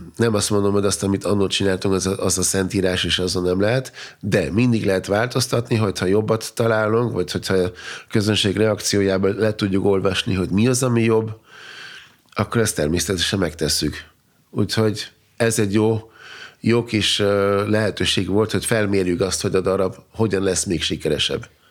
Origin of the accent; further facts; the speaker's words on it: Austria; first language German; Hungarian is a second language; also born or lived in Vienna / Hungary; én, mint osztrák, mert mégis osztrák állampolgár vagyok, Ausztriában születtem, e, német a nyelvem